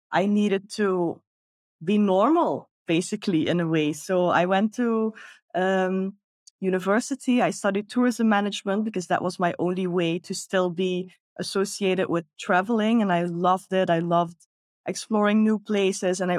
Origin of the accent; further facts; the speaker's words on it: Netherlands; moved away as an adult; now in Bali, Indonesia; I'm originally from the Netherlands.